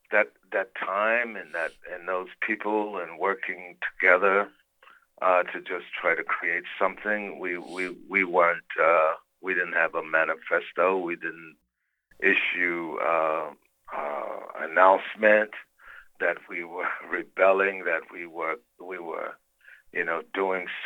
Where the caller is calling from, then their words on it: Lisbon, Portugal; I'm in Lisbon, Portugal.